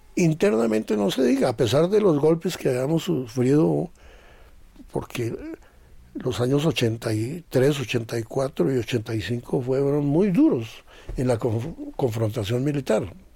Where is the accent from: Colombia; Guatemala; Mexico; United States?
Colombia; Zipaquirá, Cundinamarca; nosotros de Zipaquirá.